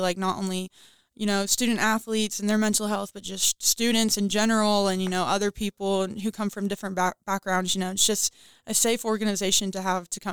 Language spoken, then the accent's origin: English; Bowling Green, Kentucky, United States; I'm from Bowling Green, Kentucky